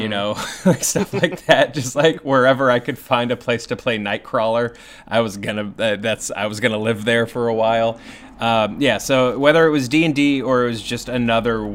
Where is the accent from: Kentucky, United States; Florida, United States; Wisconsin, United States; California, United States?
Kentucky, United States; I'm from Kentucky